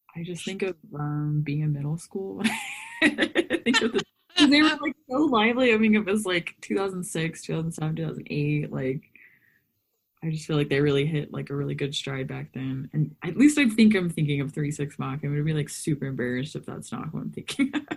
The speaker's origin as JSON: {"language": "English", "region": "Texas", "country": "United States", "tie": "born or raised there", "said": "I grew up in Texas"}